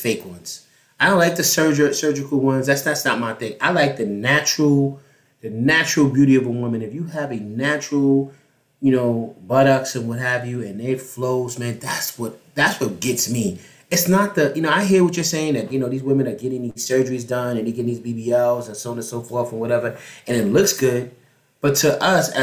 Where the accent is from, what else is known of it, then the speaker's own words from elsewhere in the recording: New York City, New York, United States; Growing up in Harlem